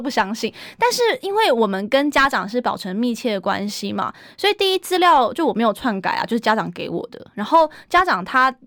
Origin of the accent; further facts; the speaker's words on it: Kaohsiung, Taiwan; now in Taipei, Taiwan; 去到我的家乡高雄